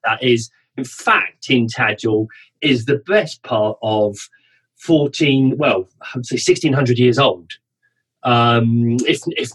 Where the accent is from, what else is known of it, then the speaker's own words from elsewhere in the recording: South East England, United Kingdom; I grew up in the southeast of England, so south of London, really, and family from London and Scotland